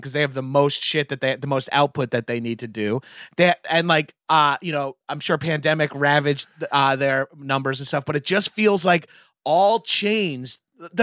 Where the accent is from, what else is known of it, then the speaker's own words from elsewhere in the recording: Long Island, New York, United States; I'm from Long Island